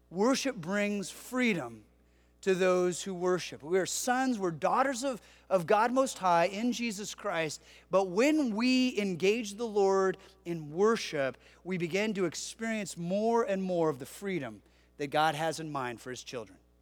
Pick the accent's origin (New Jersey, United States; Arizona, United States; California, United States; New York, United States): California, United States; Southern; I grew up in Southern California